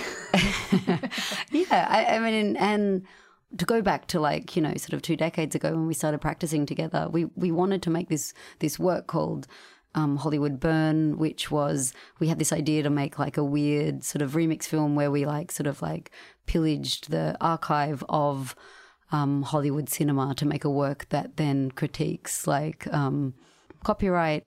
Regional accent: Sydney, New South Wales, Australia; We grew up in Sydney

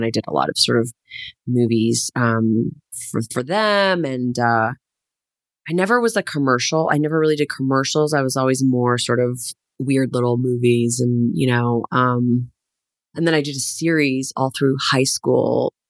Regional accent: Hamilton, Ontario, Canada; I'm from Hamilton, Ontario. Born and raised. Born and raised.

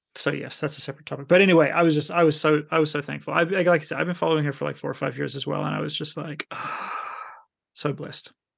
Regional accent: Canada; moved away; also born or lived in Finland; being Canadian

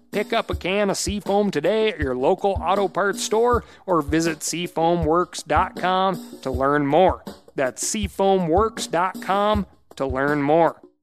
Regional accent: Montana, United States; my home state of Montana

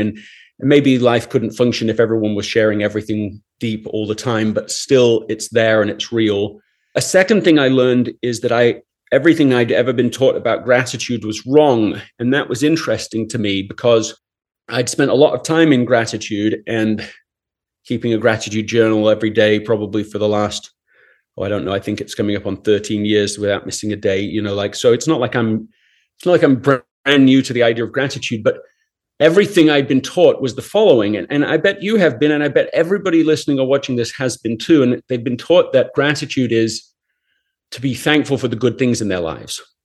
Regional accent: England, United Kingdom; I grew up in England

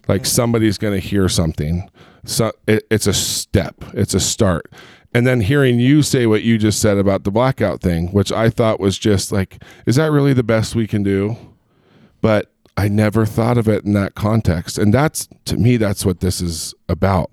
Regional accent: Long Beach, California, United States; also born or lived in Chicago, Illinois; now in Utah, United States; I grew up in Southern Cal, I, I grew up in Long Beach and in Huntington Beach.

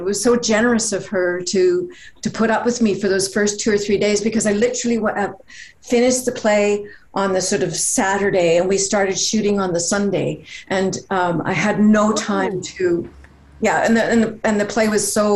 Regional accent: Canada; we're both Canadian

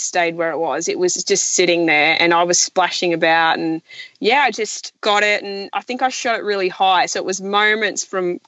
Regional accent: the Burdekin, North Queensland, Australia; also born or lived in Townsville; I grew up in the Burdekin, which is a cane farming district in North Queensland, just south of Townsville

